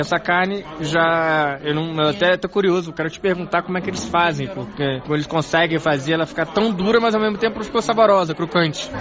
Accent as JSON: {"language": "Portuguese", "country": "Brazil", "moved": "as an adult", "lives_now": "Beijing, China", "said": "eu sou brasileiro"}